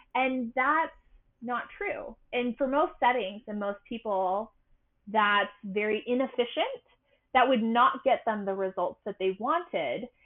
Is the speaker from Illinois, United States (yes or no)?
no; Utah, United States; also born or lived in Massachusetts; I am from Utah, and Utah has a very prominent, dominant religious culture, the, the Mormons. I'm not Mormon, but I did grow up here